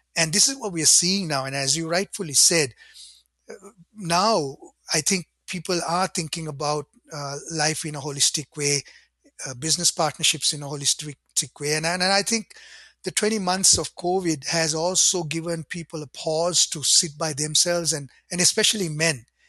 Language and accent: English; Sri Lanka; now in Ottawa, Canada; I grew up in Sri Lanka in a Buddhist home